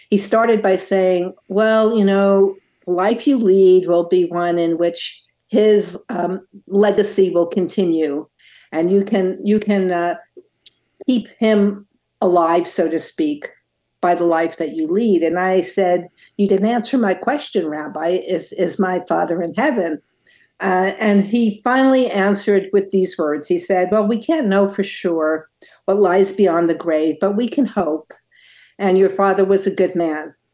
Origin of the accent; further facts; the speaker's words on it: Brooklyn, New York, United States; now in -; Well, Bill, it's it's hard to tell from my accent, which is almost all gone. but I grew up in Brooklyn, New York, um, at, in a traditional Jewish home.